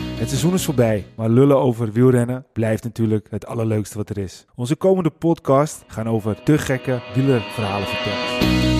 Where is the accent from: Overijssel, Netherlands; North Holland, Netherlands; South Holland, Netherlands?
North Holland, Netherlands; West Friesland; accent: typisch Noord-Holland; ik kom uit West-Friesland.